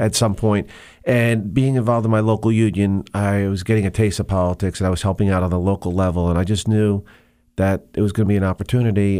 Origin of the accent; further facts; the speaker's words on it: Monmouth County, New Jersey, United States; I grew up in Monmouth County, New Jersey